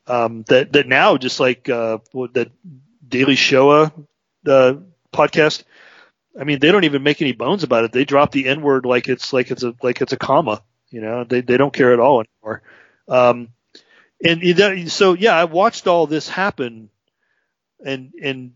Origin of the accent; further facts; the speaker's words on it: Chicago, Illinois, United States; I came from a very blue working class family. I grew up in Chicago